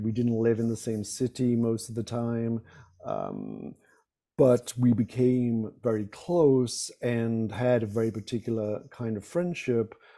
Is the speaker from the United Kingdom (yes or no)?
yes; United Kingdom; moved away; not being American